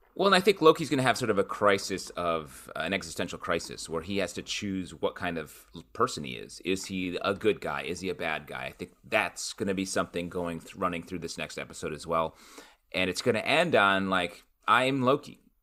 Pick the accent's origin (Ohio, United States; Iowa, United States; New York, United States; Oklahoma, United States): New York, United States; Syracuse; I grew up in Syracuse, New York area